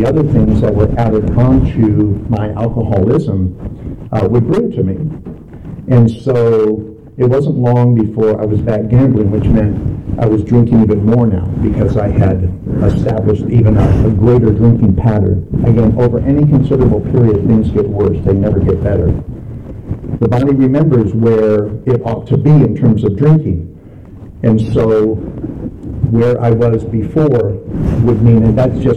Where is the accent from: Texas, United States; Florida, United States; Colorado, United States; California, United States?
California, United States; Los Angeles; moved away; also born or lived in Salt Lake City; I grew up in Southern California in downtown Los Angeles